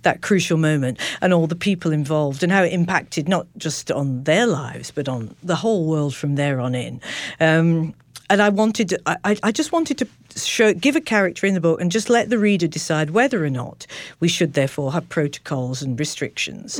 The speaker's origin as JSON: {"language": "English", "town": "Manchester", "region": "North West England", "country": "United Kingdom", "tie": "born or raised there", "said": "I was born in Manchester"}